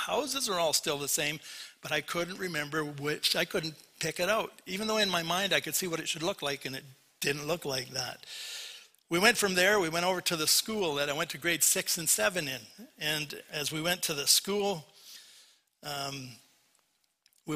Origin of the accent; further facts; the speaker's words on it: Port Coquitlam, British Columbia, Canada; moved away; I was raised in Vancouver, raised in Port Coquitlam